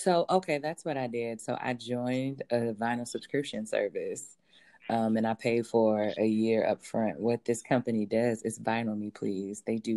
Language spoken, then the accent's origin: English; Ohio, United States; I'm from Ohio